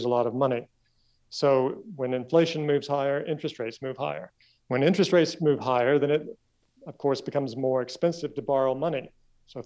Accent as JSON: {"language": "English", "region": "Kentucky", "country": "United States", "tie": "born or raised there", "also_born_or_lived": "Tennessee / Boston, United States / Hong Kong", "moved": "as an adult", "said": "I grew up in Kentucky"}